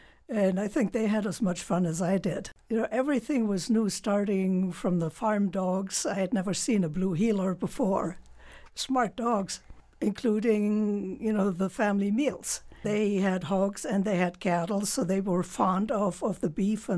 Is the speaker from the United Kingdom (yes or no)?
no; Germany; Well, I grew up in Germany, and my dad moved a lot with his job as a company rep.